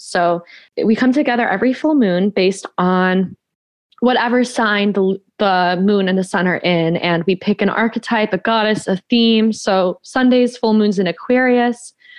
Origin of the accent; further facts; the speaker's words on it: the South, United States; I didn't grow up Christian, but I grew up in the Bible Belt as a Mexican Jewish witch.